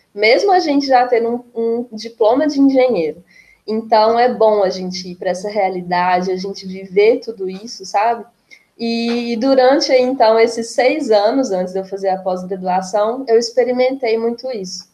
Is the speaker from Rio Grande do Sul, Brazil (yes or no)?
no; Itabira, Minas Gerais, Brazil; also born or lived in Viçosa / Pará; eu sou de Itabira, então, que é uma cidade muito mineradora, tem uma presença grande da Vale aqui, então eu cresci nesse universo